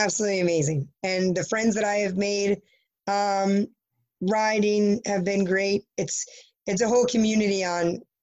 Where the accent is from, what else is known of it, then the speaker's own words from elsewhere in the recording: New Jersey, United States; I'm from New Jersey.